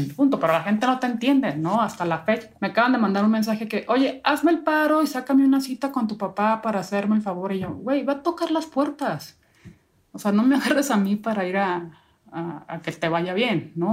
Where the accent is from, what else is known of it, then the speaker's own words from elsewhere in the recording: northern Mexico, Mexico; Yo soy norteña